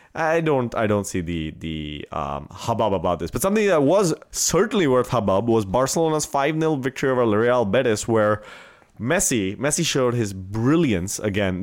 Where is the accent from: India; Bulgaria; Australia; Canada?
India; first language Marathi; English is a second language; moved away; in Marathi, my, my mother tongue, which I grew up